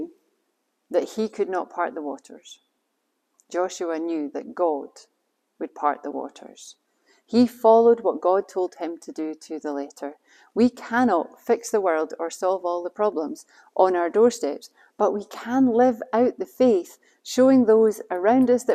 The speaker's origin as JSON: {"language": "English", "region": "Scotland", "country": "United Kingdom", "said": "We're Scottish after all"}